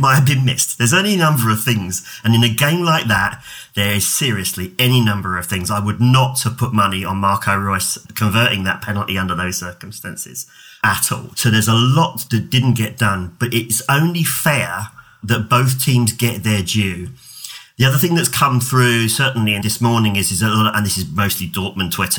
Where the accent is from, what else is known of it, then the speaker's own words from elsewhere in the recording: England, United Kingdom; I come from England